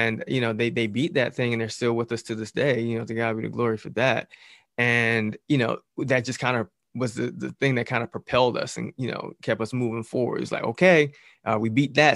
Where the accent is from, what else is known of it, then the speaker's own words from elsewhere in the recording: Jersey City, New Jersey, United States; I'm from Jersey City